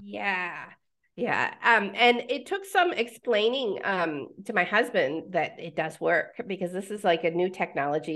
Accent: Pennsylvania, United States; moved away as an adult; also born or lived in Nebraska; now in Mexico; I was born in Pennsylvania

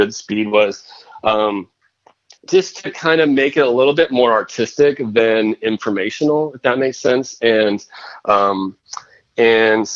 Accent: Northern California, United States; also born or lived in Boston; I'm from California, Northern California

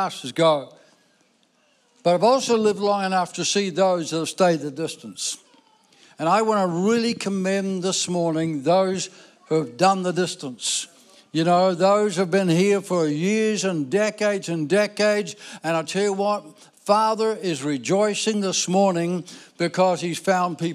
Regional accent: Ireland; I was born in Ireland, you know, sorry, Irish people, but, you know, so I'm Irish.

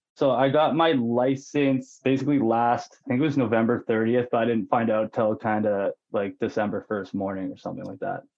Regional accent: Penticton, British Columbia, Canada; also born or lived in Lower Mainland, British Columbia; I am from Penticton, BC, the beautiful Okanagan Valley here, and was born and raised

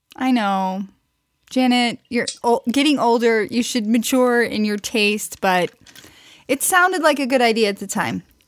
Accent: Missouri, United States; I'm from Missouri

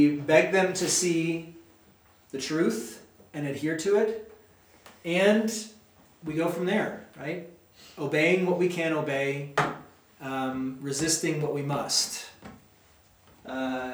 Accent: United States; as an American

